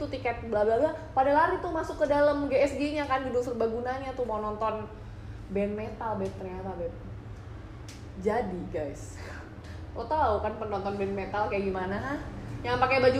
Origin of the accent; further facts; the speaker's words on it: Java, Indonesia; untungnya nih gue orang Jawa nih masih ada untungnya